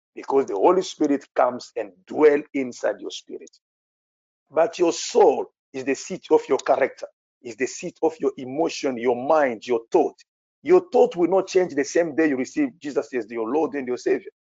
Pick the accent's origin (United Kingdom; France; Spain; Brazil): France; English is a second language; I'm a French people